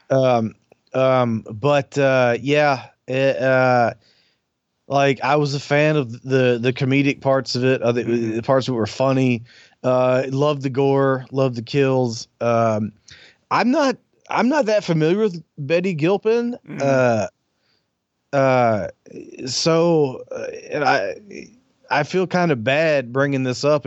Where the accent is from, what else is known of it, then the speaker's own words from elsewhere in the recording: the South, United States; I'm from the South